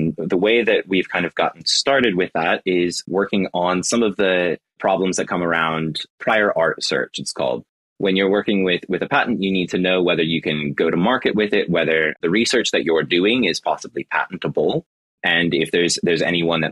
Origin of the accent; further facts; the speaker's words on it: Florida, United States; also born or lived in United Kingdom; now in Melbourne, Australia; I'm originally from Florida